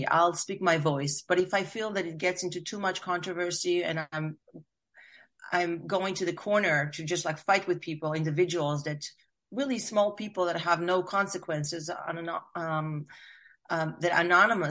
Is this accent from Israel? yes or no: yes; Israel; now in United States; I am from Israel. I've been here for, I want to say 30 years.